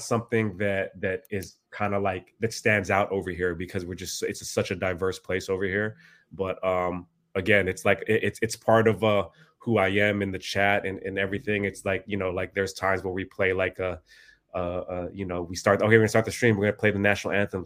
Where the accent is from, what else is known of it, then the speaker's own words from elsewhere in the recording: Bay Area, California, United States; also born or lived in Philippines; I was born in the Philippines, uh, and then we came here, uh, when I was pretty young, uh, and I've pretty much spent my whole life here in the Bay Area, California